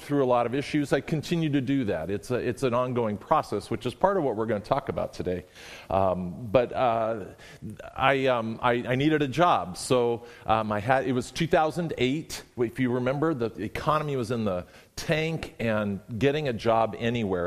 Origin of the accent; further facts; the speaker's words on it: California, United States; moved away as an adult; now in Washington, United States; Raised in the Southern Baptist Church in California